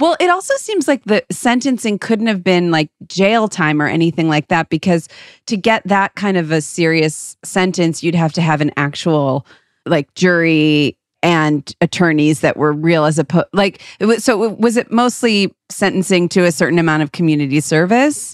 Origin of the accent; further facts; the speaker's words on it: Moreland Hills, Ohio, United States; We're from Moreland Hills, Ohio